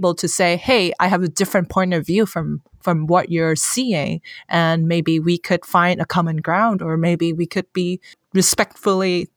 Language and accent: English; Hong Kong; first language Cantonese; English is a second language; moved away as an adult; now in San Francisco, United States; I'm born and raised in Hong Kong, so I'm not an American. But I live in San Francisco